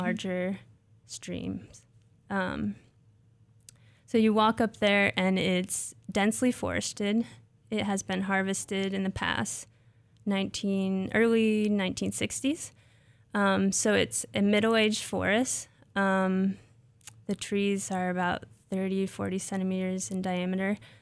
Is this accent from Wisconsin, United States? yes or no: no; Nebraska, United States; moved away as an adult; also born or lived in Ohio; I grew up in Nebraska.